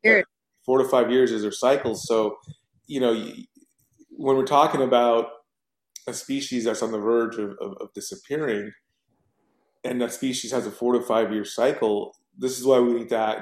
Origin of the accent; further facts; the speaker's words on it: United States; as an American